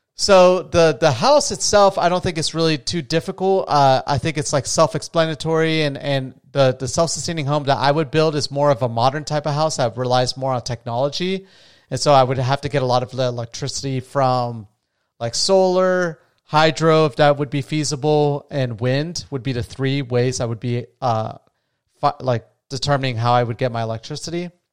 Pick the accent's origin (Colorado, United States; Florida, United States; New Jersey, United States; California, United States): Florida, United States; New Smyrna Beach; I'm from, uh, New Smyrna Beach, Florida